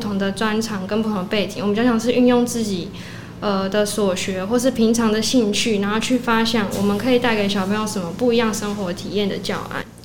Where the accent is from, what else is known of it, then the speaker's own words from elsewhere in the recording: Kaohsiung, Taiwan; 我也是今年刚从中正大学传播系毕业，然后嗯。我是高雄人